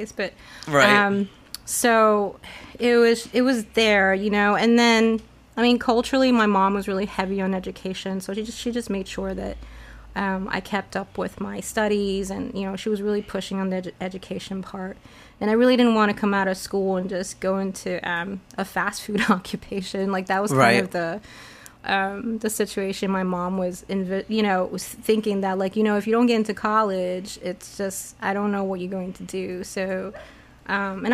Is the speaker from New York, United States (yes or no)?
yes; New York City, New York, United States; also born or lived in Taipei, Taiwan; When I was 10, my parents divorced and my mom really wanted me to come to New York and start studying in New York. So we came to New York City.